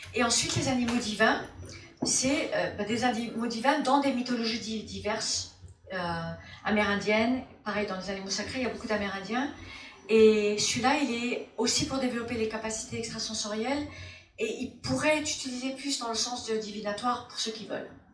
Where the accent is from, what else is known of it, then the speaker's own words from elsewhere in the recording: Formentera, Balearic Islands, Spain; moved away; also born or lived in United States / France; Je suis née aux États-Unis et euh, j'étais élevée, en, quand j'étais petite, on est venu euh, en Europe, j'étais élevée dans une île, de la Formentera, dans les Baléares, entre Formentera et, la France